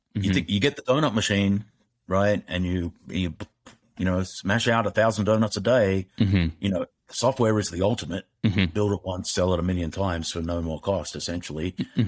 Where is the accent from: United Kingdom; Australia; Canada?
Australia; moved away; I blame that on being Australian.